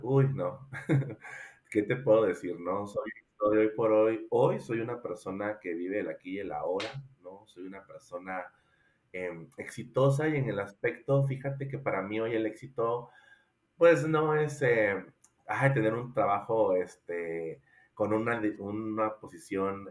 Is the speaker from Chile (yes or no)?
no; Coatzacoalcos, Veracruz, Mexico; now in Querétaro, Mexico; soy originario de Coatzacoalcos, Veracruz